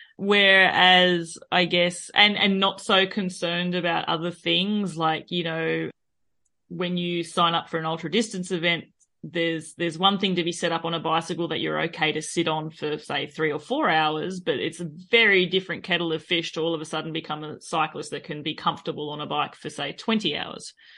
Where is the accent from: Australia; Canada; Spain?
Australia; accent: Australian; moved away as an adult; now in France; both my husband and myself were born and raised in Australia